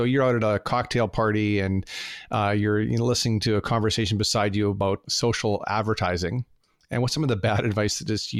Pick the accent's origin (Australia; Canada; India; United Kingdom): Canada; I'm Canadian